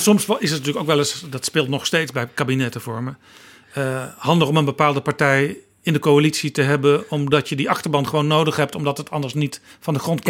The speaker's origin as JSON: {"language": "Dutch", "region": "North Brabant", "country": "Netherlands", "said": "Ik kom zelf ook uit Brabant"}